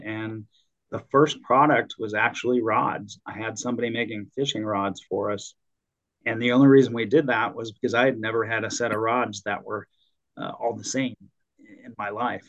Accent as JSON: {"language": "English", "region": "Illinois", "country": "United States", "tie": "born or raised there", "moved": "as an adult", "lives_now": "Arizona, United States", "said": "I grew up in the Midwest, so back in Illinois"}